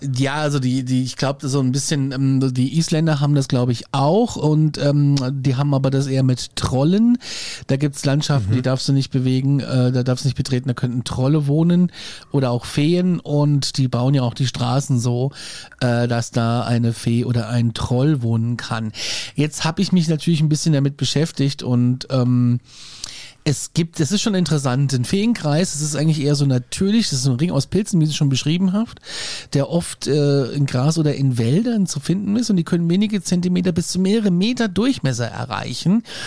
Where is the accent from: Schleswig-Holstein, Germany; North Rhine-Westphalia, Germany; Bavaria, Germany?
Bavaria, Germany; wir in Bayern haben Staatsstraßen